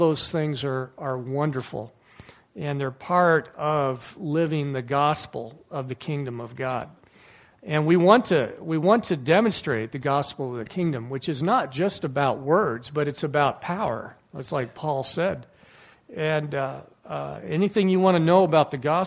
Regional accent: Livonia, Michigan, United States; growing up in the American Baptist Church when I was in Livonia, Michigan

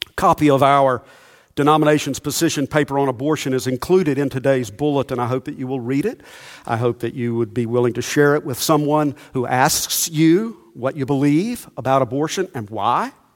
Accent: Monroe, United States; the way we grew up in Monroe

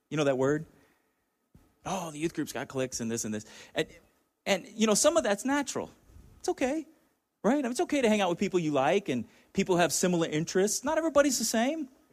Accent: Chula Vista, California, United States; I grew up in Chula Vista, about five minutes from the border

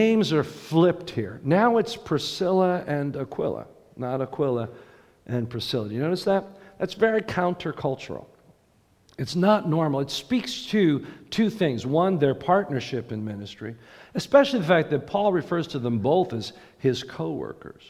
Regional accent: United States; us as American Christians

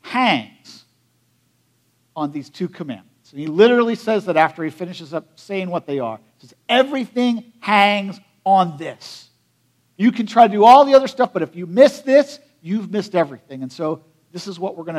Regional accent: United States; I grew up in Perry County

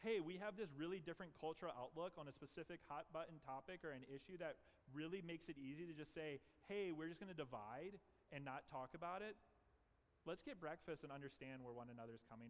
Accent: the South, United States; I'm from the South

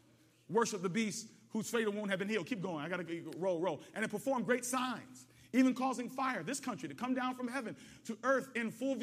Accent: United States

